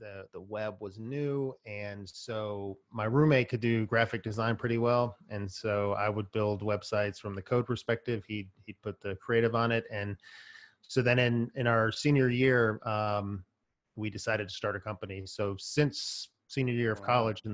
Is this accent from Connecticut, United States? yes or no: no; Stone Mountain, Georgia, United States; also born or lived in Chicago, Illinois; the four of us growing up in Stone Mountain, Georgia